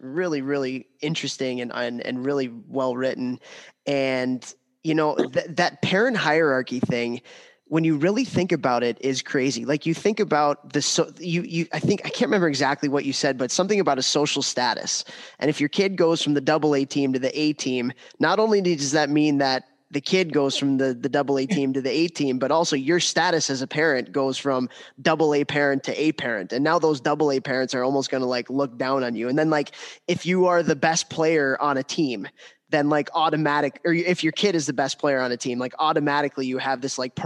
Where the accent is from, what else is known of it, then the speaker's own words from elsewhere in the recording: Chicago, Illinois, United States; now in Central New York, United States; I was born in 1985 in Chicago